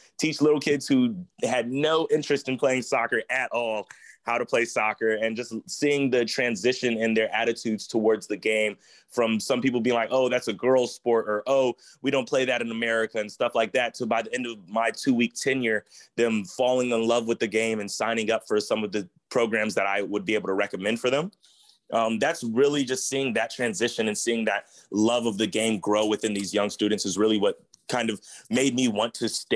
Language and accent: English; Chicago, Illinois, United States; also born or lived in Ohio; I am originally from Chicago, Illinois. I moved to Chicago when I was about 3 years old after being born in Ohio.